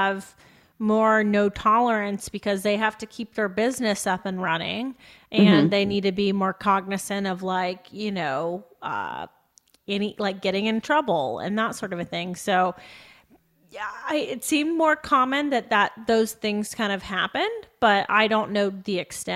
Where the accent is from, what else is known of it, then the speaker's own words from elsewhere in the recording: United States; as we are as an American culture specifically